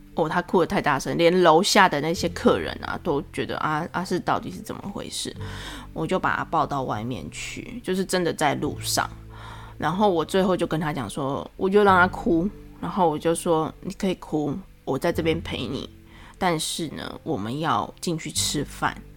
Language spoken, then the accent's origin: Chinese; Taiwan; 虽然可能会我们台湾人可能会有点迂回